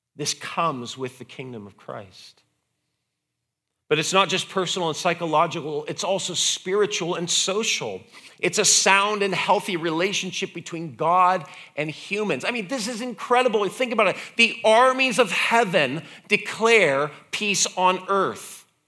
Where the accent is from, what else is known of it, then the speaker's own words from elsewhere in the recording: United States; being an American